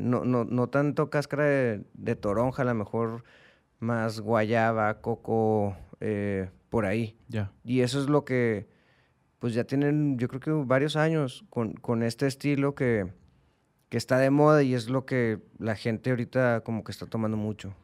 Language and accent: Spanish; Mexico; como mexicanos